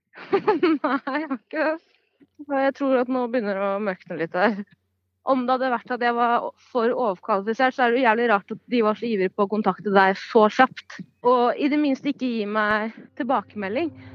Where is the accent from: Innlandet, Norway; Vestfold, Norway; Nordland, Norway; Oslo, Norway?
Vestfold, Norway; Stokke; first language Norwegian; jeg er jo født og oppvokst i Norge